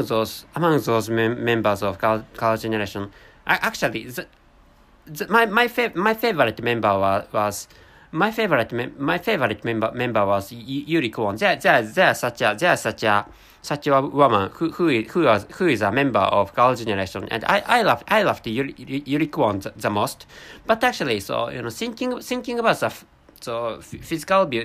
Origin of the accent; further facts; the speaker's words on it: Japan; first language Japanese; English is a second language; I'm a Japanese person, so my mother tongue is really close to Korean language